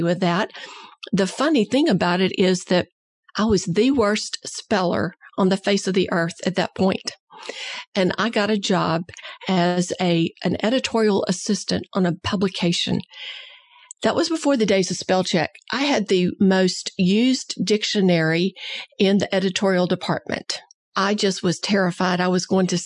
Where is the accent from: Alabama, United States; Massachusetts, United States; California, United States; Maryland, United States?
Alabama, United States; I'm an Alabama girl. Parents from Alabama, and I was born into a family of believers